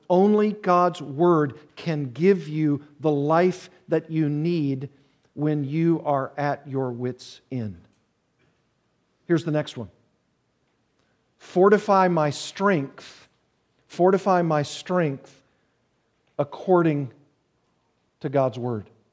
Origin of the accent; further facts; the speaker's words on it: the South, United States; I'm from the South, and I've told you before that we have a saying there